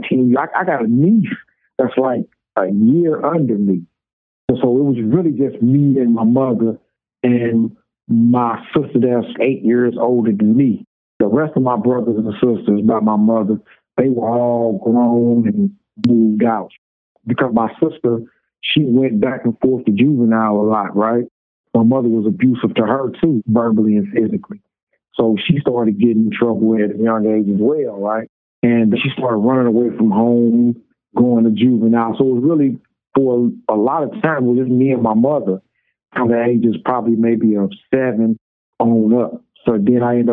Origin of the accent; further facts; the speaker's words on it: St. Louis, Missouri, United States; From St. Louis, Missouri